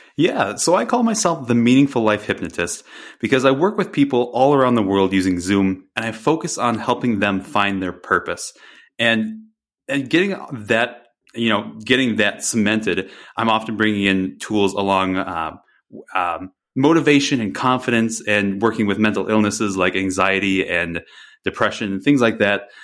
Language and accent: English; Wisconsin, United States; moved away; I grew up in Wisconsin